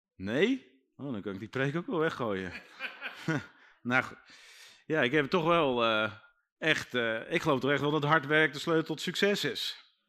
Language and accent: Dutch; Netherlands; wij als Nederlanders